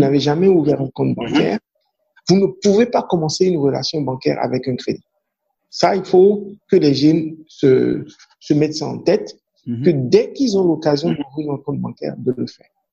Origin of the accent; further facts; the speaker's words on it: Ouidah, Atlantique, Benin; first language Fon; French is a second language; ma langue maternelle, ou bien ma langue, c'est le fond. Hein. Donc, je suis fond euh, mhm. de Ouida